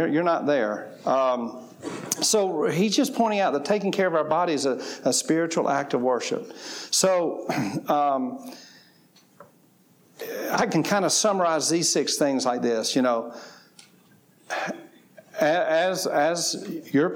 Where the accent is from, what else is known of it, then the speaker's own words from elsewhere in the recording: the South, United States; I grew up in the South, and I grew up on fried chicken, collard greens, cornbread, and all that kind of stuff